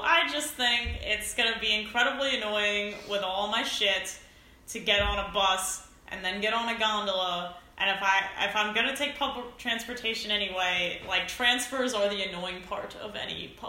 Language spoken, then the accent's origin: English; New Jersey, United States; moved away; I'm from New Jersey.